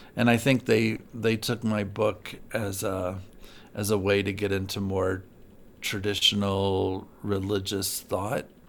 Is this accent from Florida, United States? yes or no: no; Galesburg, Illinois, United States; moved away; I'm from Galesburg, Illinois, um, originally.